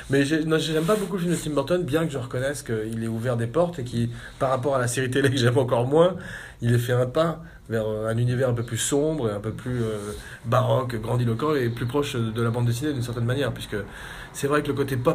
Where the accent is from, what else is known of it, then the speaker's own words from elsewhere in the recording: France; en tant que Français et qu'Européen, c'est sûr.